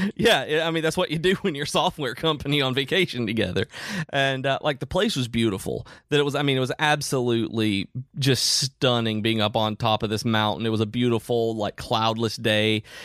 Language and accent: English; United States; I grew up in Amish country